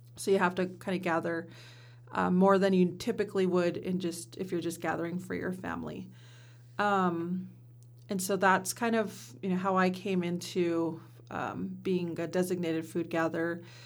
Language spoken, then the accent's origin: English; Simnasho district, Warm Springs Reservation, Oregon, United States; I come from the Simnasho district